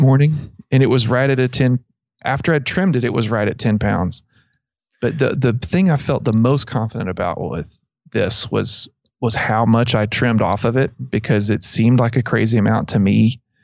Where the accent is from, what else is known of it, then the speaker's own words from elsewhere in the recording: Abilene, Texas, United States; I grew up in around Abilene